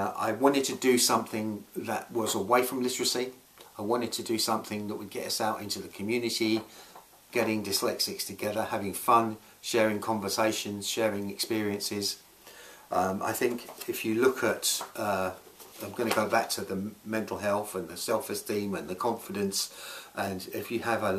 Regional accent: Scotland, United Kingdom; moved away; I moved back to my home country, Scotland

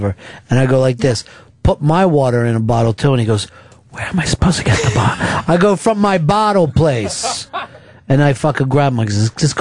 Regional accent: Nome, Alaska, United States; moved away; I was raised in Nome, Alaska

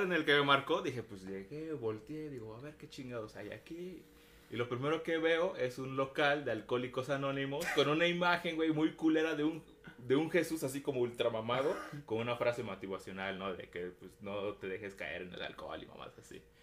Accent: Mexico; nosotros como cultura mexicana

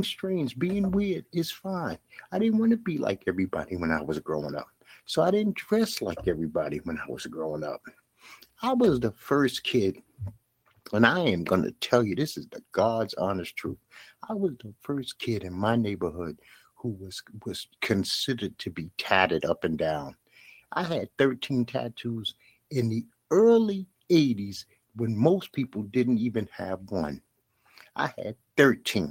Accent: New York City, New York, United States; I grew up in Bed-Stuy, Brooklyn

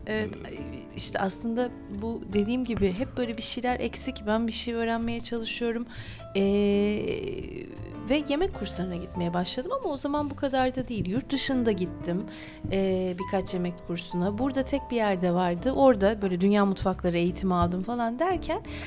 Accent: Mersin, Turkey; Çukurovalıyım aslında Mersinliyim ama anne tarafım İzmirli.

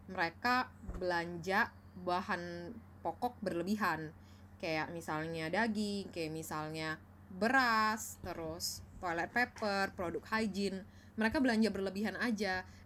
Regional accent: Indonesia; dia bisa aja terlihat kayak gue Asian looking tapi gue dari Indonesia banyak orang yang mungkin bisa aja ngira gue dari Cina gitu

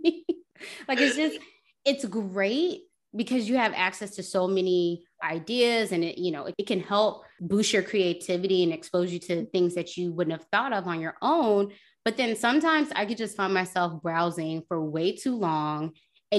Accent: United States; were born in the States

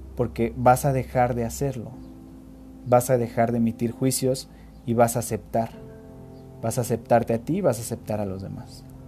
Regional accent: Mexico; nosotros como mexicanos

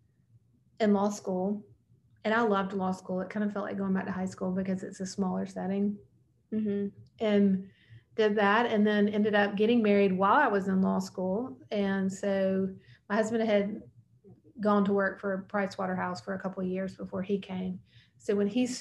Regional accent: Montgomery, Alabama, United States; I grew up in Montgomery, Alabama

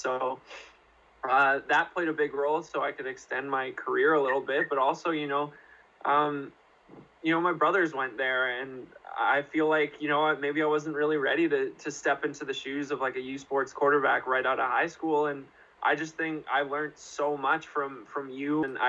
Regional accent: Canada; you kind of grow up playing quarterback and being Canadian

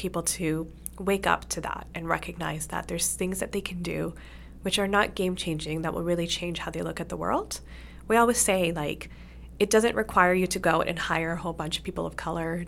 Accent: Canada; both Susie and I are of great advantage in the sense that we were born and raised in Canada.

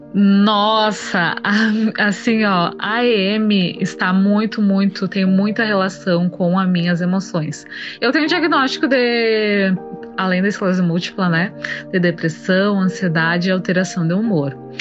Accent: Rio Grande do Sul, Brazil; also born or lived in Santa Maria, Brazil; sou gaúcha, moro em Santa Maria, Rio Grande do Sul.

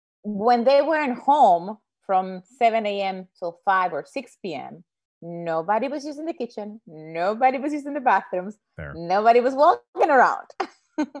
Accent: New York, United States; also born or lived in Dominican Republic; I was a high school teacher in New York City. And I mean, I grew up there, but I'm originally from the Dominican Republic. I went to New York when I was

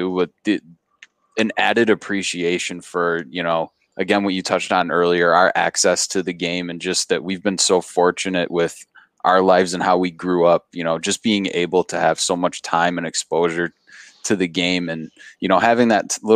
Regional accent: Buffalo, New York, United States; growing up in Buffalo

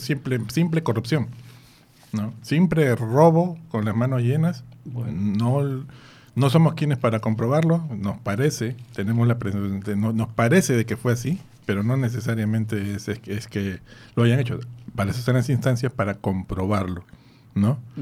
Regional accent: Peru; moved away; en mi tierra, en Perú

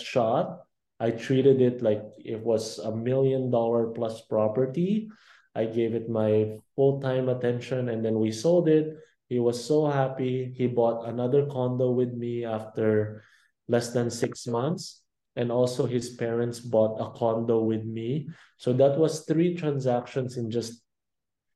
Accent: Philippines; now in Vancouver, Canada; I'm also from the Philippines and I grew up in the Philippines. I didn't just grow up in Canada.

